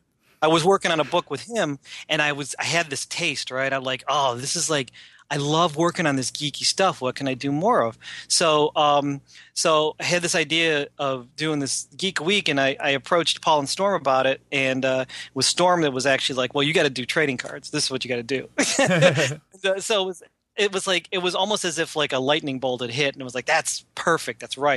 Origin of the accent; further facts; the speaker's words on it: Philippines; I'm Filipino, so they're named after a Filipino food.